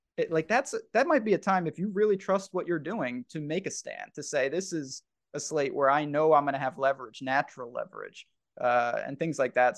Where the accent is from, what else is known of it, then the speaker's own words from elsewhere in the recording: New York, United States; I'm from New York